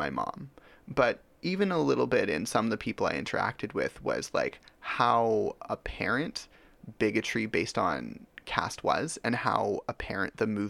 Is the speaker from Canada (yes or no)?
yes; Richmond, British Columbia, Canada; also born or lived in Chennai, India; I have to qualify this as someone who grew up Canadian